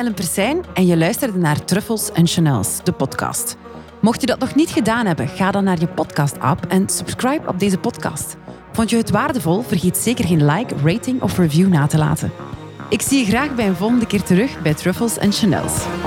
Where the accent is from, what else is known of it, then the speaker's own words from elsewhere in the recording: Flanders, Belgium; ik spreek nu voor mezelf en als Vlaming